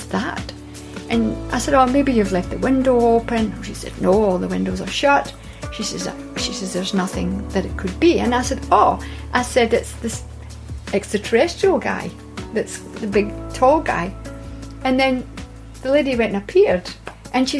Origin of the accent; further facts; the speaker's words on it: Scotland, United Kingdom; I was born in Scotland